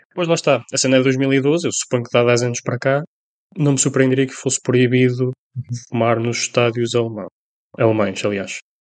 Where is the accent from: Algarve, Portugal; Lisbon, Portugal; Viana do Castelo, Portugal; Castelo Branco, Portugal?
Castelo Branco, Portugal; Colina; Somos da Colina